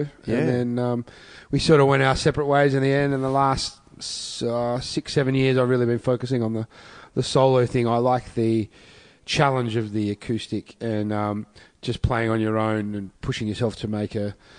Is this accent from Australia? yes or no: yes; Adelaide, South Australia, Australia; moved away as an adult; now in Melbourne, Australia; Adelaide originally. Grew up there and started getting involved in music, like doing gigs and stuff when I was about 17, and then moved over to Melbourne a couple of years later and been based in Melbourne ever since.